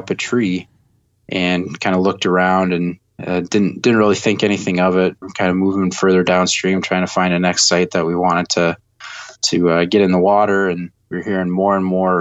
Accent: Madison, Wisconsin, United States; moved away as an adult; also born or lived in Eau Claire, Wisconsin; now in Ohio, United States; I grew up in Madison, Wisconsin, and grew up there, lived in Madison for the first 18 years of my life

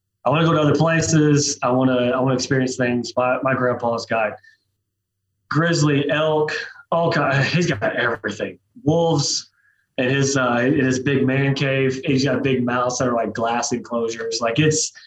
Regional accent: Oklahoma, United States; I'm from South Oklahoma, Eastern Oklahoma, just west of there

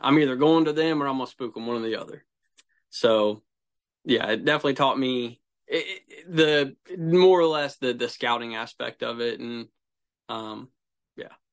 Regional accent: Central Ohio, United States; I'm from Central Ohio

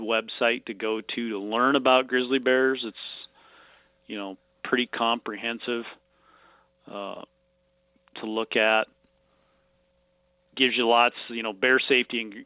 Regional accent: Missoula, Montana, United States; now in Kalispell, United States; I grew up in Missoula, Montana, and then I've been in Kalispell since 1987.

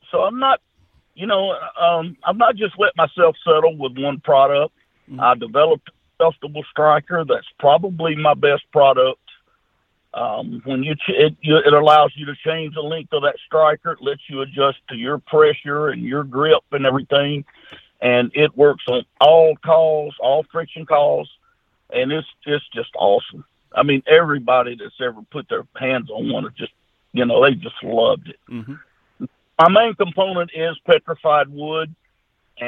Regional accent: Junction City, United States; My hometown, Junction City, Arkansas, Louisiana, we got about 1,400 or 1,500 people here with one red light

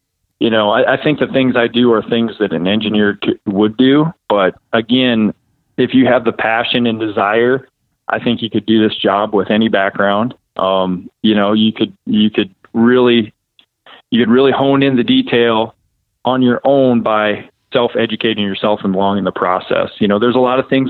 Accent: Ocheyedan, Iowa, United States; where I grew up in Ocheyedan, Iowa.

